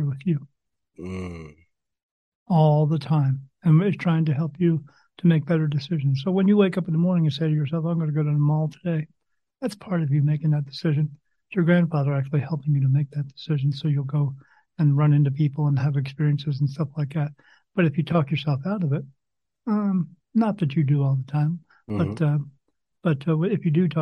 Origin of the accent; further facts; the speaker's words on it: New Jersey, United States; I grew up in New Jersey